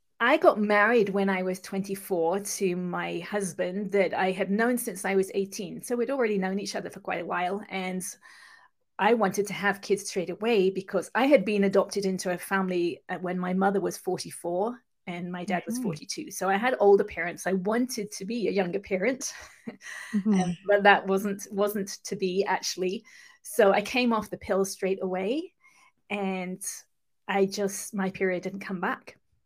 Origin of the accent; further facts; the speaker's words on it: England, United Kingdom; accent: mixed accent; now in California, United States; I'll just let you know that I'm actually from England, but live in California. So I have kind of a mixed accent.